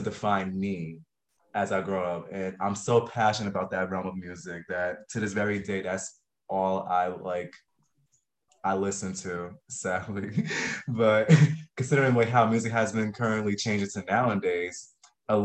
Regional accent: New York City, New York, United States; I grew up from New York City, specifically Brooklyn, New York, born and raised

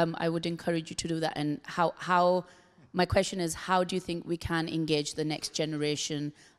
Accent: Karachi, Sindh, Pakistan; now in United Kingdom; I am a Pakistani. I was born in Karachi.

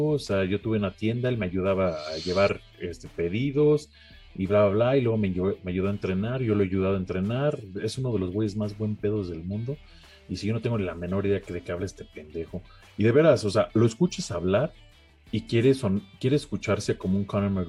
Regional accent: Mexico; Pero bueno, este, yo soy mexicano

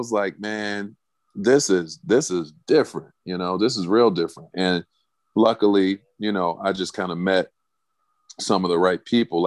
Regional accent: Chicago, Illinois, United States; moved away; I'm from Chicago

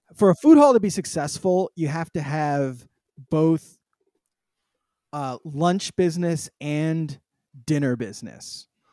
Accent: San Francisco, California, United States; I grew up in San Francisco during the very first dot

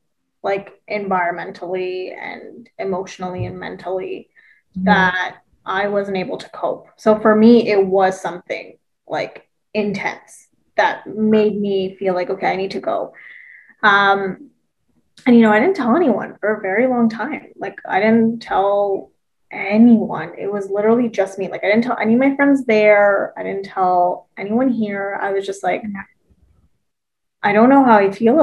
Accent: Thornhill, Ontario, Canada; also born or lived in Woodbridge; growing up in Thornhill, Woodbridge, like, I was surrounded by predominantly white people

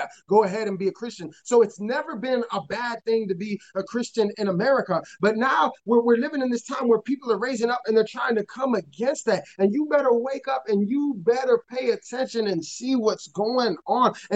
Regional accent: Chicago, Illinois, United States; I'm from Chicago and it's very liberal

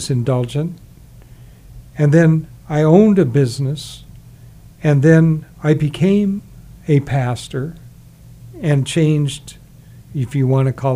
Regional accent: South Carolina, United States; I was actually born in South Carolina

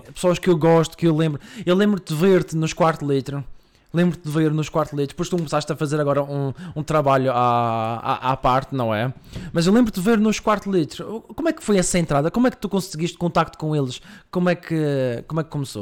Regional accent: Madeira, Portugal; moved away as an adult; now in Coimbra, Portugal; Sou madeirense. Vim para cá há um ano, em Coimbra.

